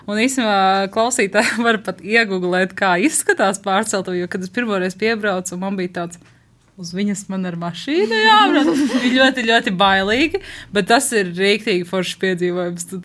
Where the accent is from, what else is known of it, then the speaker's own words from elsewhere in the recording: Riga, Latvia; now in Līvāni, Latvia; Es mm, pati esmu no Rīgas, kur vienmēr bija ziniet, teātris un koncerti un tā.